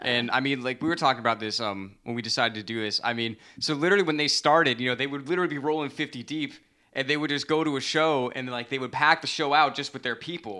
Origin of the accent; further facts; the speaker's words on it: Central Florida, United States; now in New York City, United States; I grew up in Central Florida